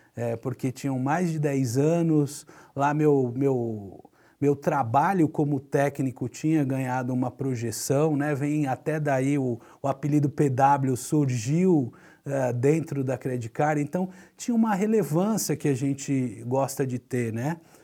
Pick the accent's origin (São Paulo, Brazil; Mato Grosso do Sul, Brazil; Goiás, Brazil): São Paulo, Brazil; Santos; Eu nasci em Santos, tive o privilégio de sempre morar próximo da praia